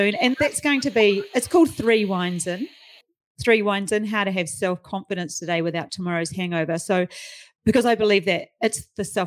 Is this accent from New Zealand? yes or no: yes; New Zealand; moved away as an adult; now in Australia; I'm from New Zealand.